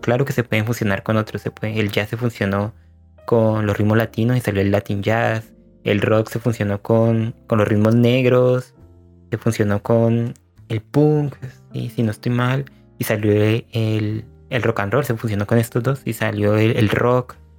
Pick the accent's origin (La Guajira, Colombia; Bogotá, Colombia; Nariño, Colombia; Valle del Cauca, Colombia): Valle del Cauca, Colombia; Cali; hemos crecido en un ambiente netamente salsero Cali